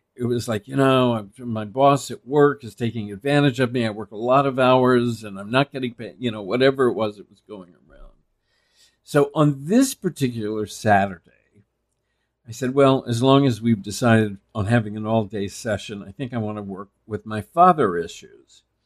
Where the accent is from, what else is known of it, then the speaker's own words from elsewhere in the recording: Texas, United States; I was male from Texas